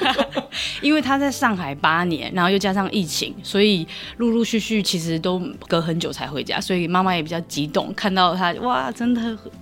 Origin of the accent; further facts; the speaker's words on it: Taiwan; 我们来自台湾这个岛的国家